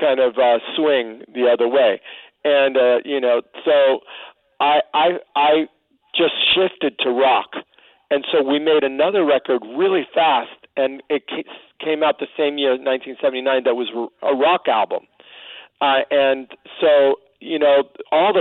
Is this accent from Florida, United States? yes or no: yes; Miami, Florida, United States; moved away; I came from Miami, the projects of Miami